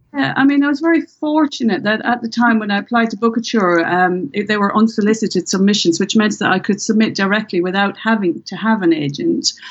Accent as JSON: {"language": "English", "country": "Ireland", "accent": "Irish", "said": "with my Irish accent"}